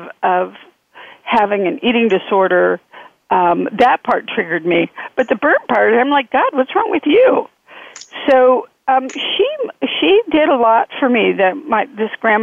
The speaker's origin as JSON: {"language": "English", "region": "Nevada", "country": "United States", "tie": "born or raised there", "also_born_or_lived": "California", "said": "we moved from California to Nevada. And Nevada is a unique kind of place, you know, because of the gambling, the alcohol, the very unique. And I was raised within the influence"}